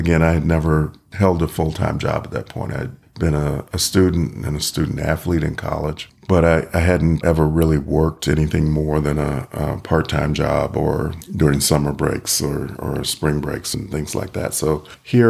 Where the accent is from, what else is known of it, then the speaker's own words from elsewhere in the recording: Virginia, United States; also born or lived in Ohio Valley / Los Angeles / Long Beach, California / San Diego, California; now in Reno, United States; I grew up on the East Coast in Virginia on the Chesapeake Bay